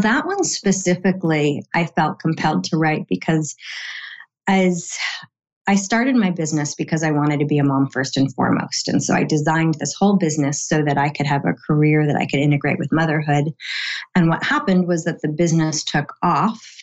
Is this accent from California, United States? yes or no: yes; San Diego, California, United States; here in my hometown in San Diego